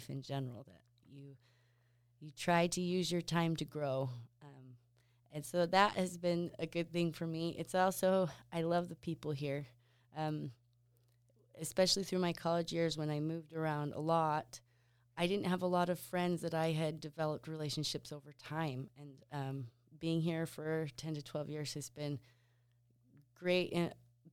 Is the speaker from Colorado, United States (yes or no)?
no; Pasco, Washington, United States; also born or lived in Provo, Utah / Seattle / Spain; now in Basin City, United States; I grew up in Pasco. My family lived in the same house my whole growing up